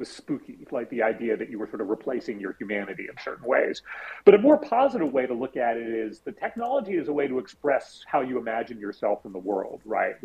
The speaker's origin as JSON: {"language": "English", "town": "San Francisco", "region": "California", "country": "United States", "tie": "born or raised there", "said": "I grew up in the Castro in San Francisco and in the 70s"}